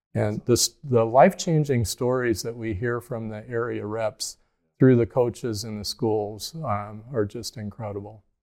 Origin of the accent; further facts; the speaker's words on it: Mechanicsville, Iowa, United States; I grew up in Cedar County, Iowa, uh, east of Cedar Rapids, outside a little town, Mechanicsville